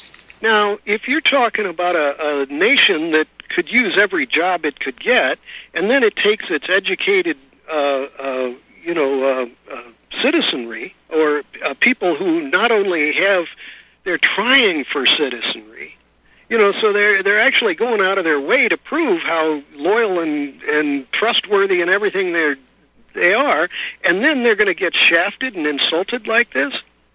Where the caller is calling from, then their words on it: California, United States; I'm calling you from California